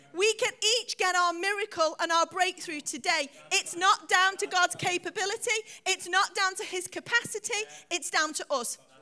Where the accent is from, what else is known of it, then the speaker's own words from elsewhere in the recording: United Kingdom; we're British